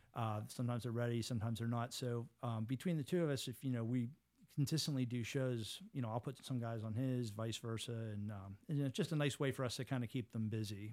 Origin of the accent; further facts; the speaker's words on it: Pittsburgh, Pennsylvania, United States; I grew up in Squirrel Hill